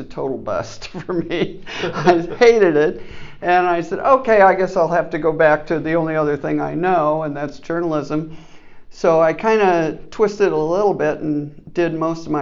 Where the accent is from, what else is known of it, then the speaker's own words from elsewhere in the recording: Kansas City, Missouri, United States; moved away as an adult; now in Omaha, United States; born and raised in Kansas City, Missouri, and I moved